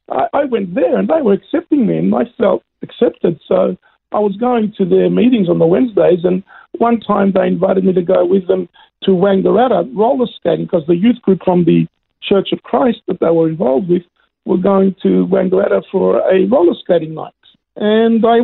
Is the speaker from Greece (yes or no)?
yes; Greece; born there; English is a second language; I was born in Greece um, in a little village way up on the mountains near the Albanian border. It's the most greenest part of Greece.